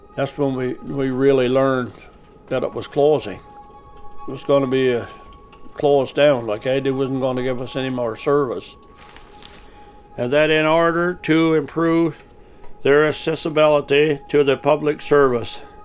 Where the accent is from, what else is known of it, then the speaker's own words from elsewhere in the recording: Harrington Harbour area, Quebec, Canada; from Sound, and I've been living here for 73 years.